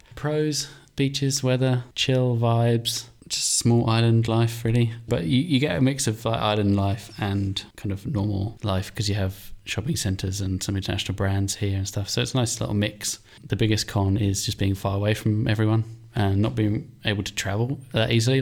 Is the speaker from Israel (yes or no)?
no; England, United Kingdom; moved away as an adult; also born or lived in Ireland / Finland / Cape Town / Saudi Arabia; now in Mauritius; I'm from England, I'm Irish, Finnish, so we both lived in each country